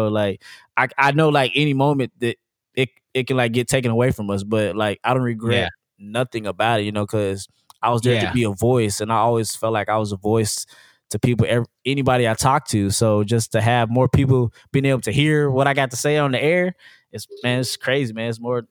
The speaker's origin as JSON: {"language": "English", "town": "Chicago", "region": "Illinois", "country": "United States", "tie": "born there", "said": "Like I was born in Chicago. I also have a family in Chicago and not just Texas."}